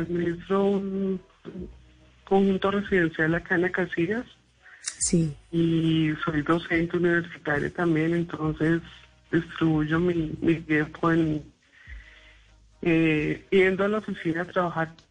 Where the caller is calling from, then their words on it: Acacías, Meta, Colombia; Desde Acacias Meta.